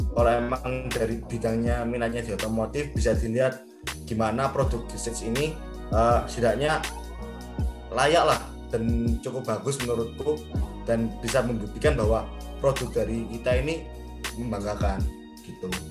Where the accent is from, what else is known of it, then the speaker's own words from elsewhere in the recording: Surabaya, East Java, Indonesia; aku ya sebagai anak Surabaya